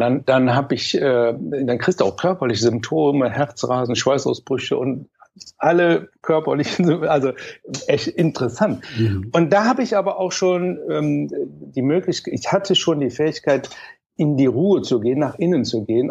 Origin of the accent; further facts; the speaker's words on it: Mönchengladbach, North Rhine-Westphalia, Germany; also born or lived in Cologne; ich komme aus Köln, ich bin ein gebürtiger Kölner, ein kölscher Jung, aber dann bin ich relativ schnell mit dreieinhalb Jahren nach Mönchengladbach